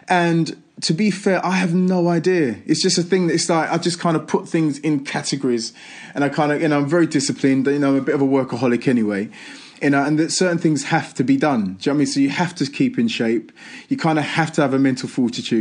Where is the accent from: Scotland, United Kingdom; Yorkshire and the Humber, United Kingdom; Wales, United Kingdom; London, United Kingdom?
London, United Kingdom; I'm an East End boy growing up in East London. Do you know, I'm an estate, you know what I mean, in Manor Park.